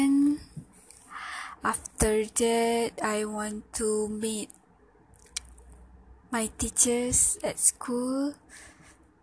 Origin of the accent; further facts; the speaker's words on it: Pontian, Johor, Malaysia; English is a second language; My hometown at Pontian, Johor